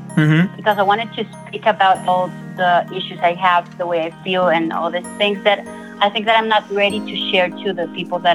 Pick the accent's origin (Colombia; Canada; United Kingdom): Colombia; I'm from Colombia. I live in Bogota, the capital city of Colombia.